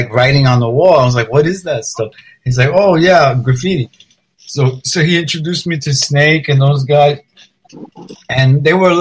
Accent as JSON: {"language": "English", "town": "New York City", "region": "New York", "country": "United States", "tie": "born or raised there", "said": "I grew up in the Lower East Side, and I lived down there"}